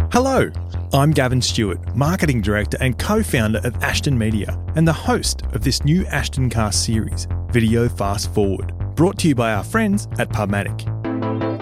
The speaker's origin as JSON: {"language": "English", "country": "Australia", "tie": "born or raised there", "said": "I grew up in Australia"}